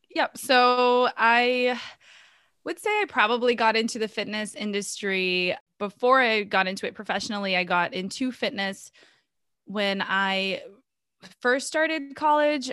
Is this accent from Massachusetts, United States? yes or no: yes; Boston, Massachusetts, United States; also born or lived in Minas Gerais, Brazil; I grew up in Boston, so I'm pretty much half Brazilian, half American at this point.